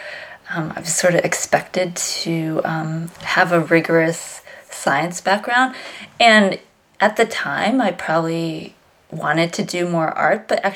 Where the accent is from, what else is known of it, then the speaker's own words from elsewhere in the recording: Virginia, United States; I grew up in Virginia